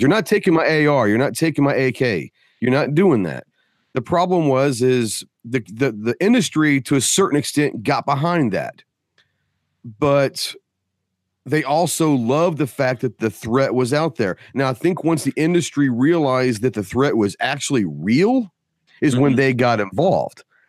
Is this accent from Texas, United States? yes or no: yes; Dallas, Texas, United States; moved away; I'm from Dallas, so I'm partial. Uh, I don't live there right now, but I'm from there.